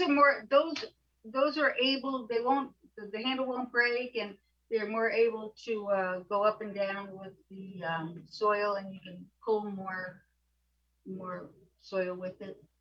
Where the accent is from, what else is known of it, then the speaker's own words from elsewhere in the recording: New York City, New York, United States; I grew up in apartments in New York City